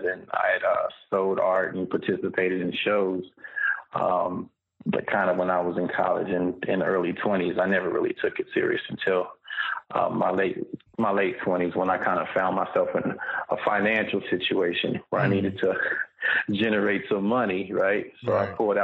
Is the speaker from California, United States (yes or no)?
yes; Fontana, California, United States; also born or lived in Inland Empire / Los Angeles / Long Beach / Memphis, Tennessee; Born and raised in Southern California, in a place called Fontana, right over by San Bernardino